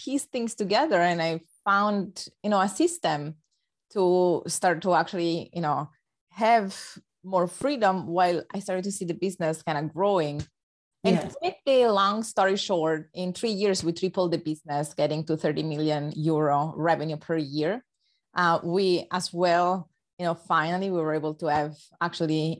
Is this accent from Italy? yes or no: yes; Rome, Lazio, Italy; English is a second language; you might notice from my accent that I'm not a native English speaker. So I was born actually in Rome, Italy.